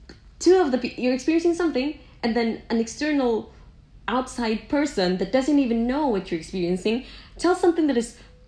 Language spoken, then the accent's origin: English; Visayas, Philippines; moved away; We have different languages, and this one is a Tagalog language, and I'm from Visaya.